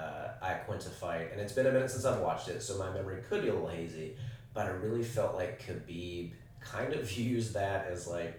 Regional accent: Tennessee, United States; also born or lived in Carolinas; So I grew up in the Carolinas and Tennessee.

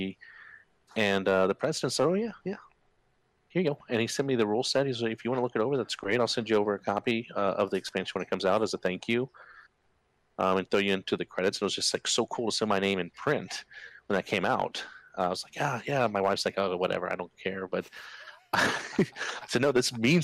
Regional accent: Germany; moved away; Growing up in Germany

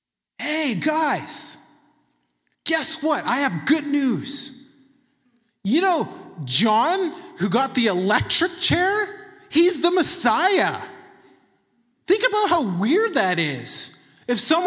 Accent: Manitoba, Canada; I'm from Manitoba

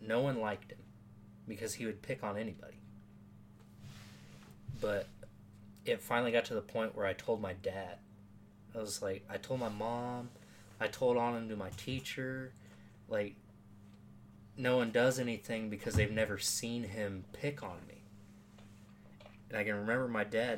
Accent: Norwalk, Iowa, United States; also born or lived in Des Moines, Iowa; we moved from Des Moines to Norwalk, the suburbs right outside of Des Moines

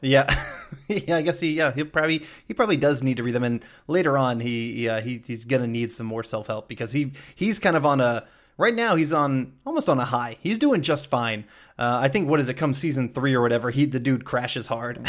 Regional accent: the South, United States; I'm from the South.

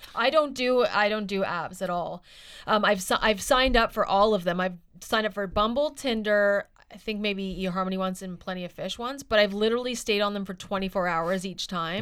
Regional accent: Halifax, Nova Scotia, Canada; now in Vancouver, Canada; I am from Halifax and I know people there

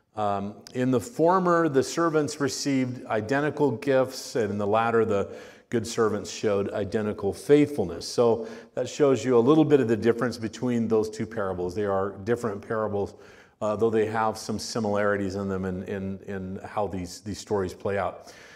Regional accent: Miami, Arizona, United States; My parents were pastors in, in a church in Miami, uh, Arizona.

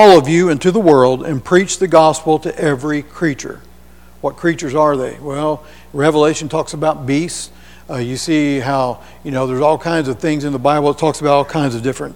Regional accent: Hamilton, United States; on the Knob where I was raised up in Hamilton.

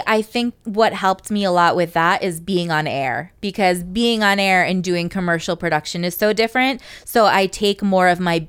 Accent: Bethany, Connecticut, United States; from Bethany, Connecticut.

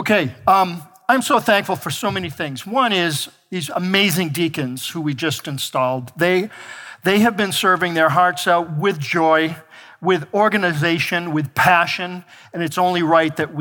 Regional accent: Marshfield, Massachusetts, United States; also born or lived in North Attleboro, Massachusetts; now in Boston, United States; I grew up in Marshfield, Massachusetts, both two towns south of here

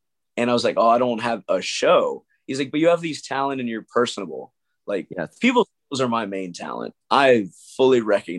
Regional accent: Texas, United States; I was born in Texas, lived in Texas, but we were on the road all the time.

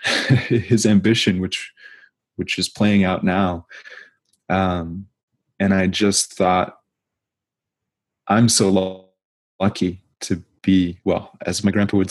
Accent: United States; as an American

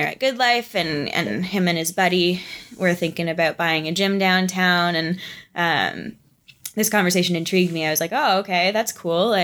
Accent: near London, Ontario, Canada; also born or lived in Toronto; I ended up moving back closer to my hometown. So I moved back to London area

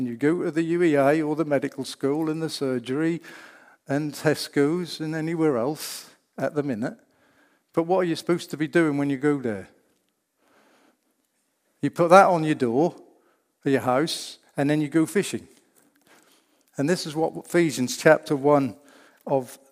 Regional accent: Norfolk, East of England, United Kingdom; I'm from Norfolk, yeah, that's in England

